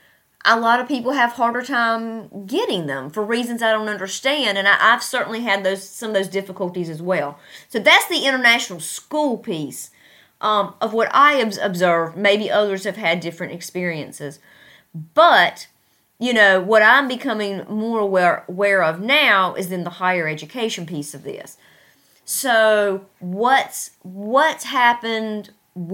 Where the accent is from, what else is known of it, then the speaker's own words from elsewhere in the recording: United States; moved away as an adult; now in Tashkent, Uzbekistan; At the primary university in my hometown that has, that's very prestigious